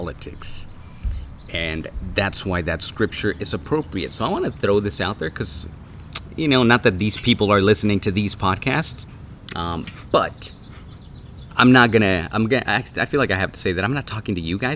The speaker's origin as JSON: {"language": "English", "town": "Tijuana", "region": "Baja California", "country": "Mexico", "moved": "yes", "lives_now": "Los Angeles, United States", "said": "I'm from Tijuana, so we called it adobada."}